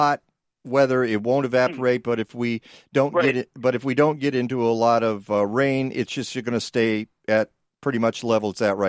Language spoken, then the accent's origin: English; Detroit, Michigan, United States; moved away; Of course, Detroit, my hometown.